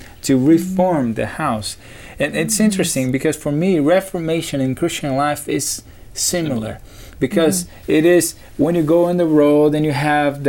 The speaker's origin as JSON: {"language": "English", "country": "Brazil", "second_language": "English", "moved": "yes", "said": "my home country in Brazil"}